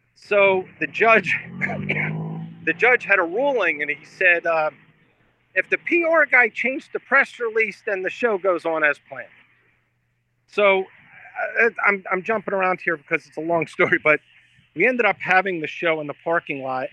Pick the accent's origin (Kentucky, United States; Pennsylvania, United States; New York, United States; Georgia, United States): Pennsylvania, United States; Philadelphia; I grew up in Philadelphia